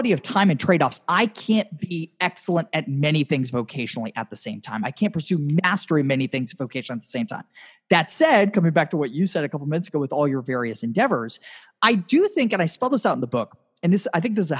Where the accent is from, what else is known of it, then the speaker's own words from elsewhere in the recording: Tampa, Florida, United States; my hometown of Tampa